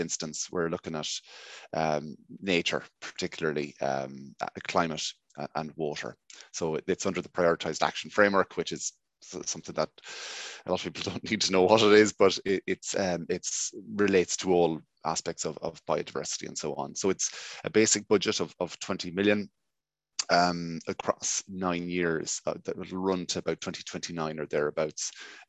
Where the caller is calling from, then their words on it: County Mayo, Ireland; I'm broadcasting here from West County Mayo. I suppose one of the best counties never to have won in all Ireland over the last 70 years.